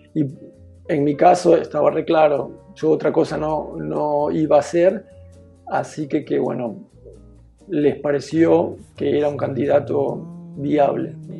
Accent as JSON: {"language": "Spanish", "region": "Buenos Aires", "country": "Argentina", "tie": "born or raised there", "moved": "as an adult", "lives_now": "Freiburg, Germany", "said": "soy argentino. Eh, nací en Buenos Aires"}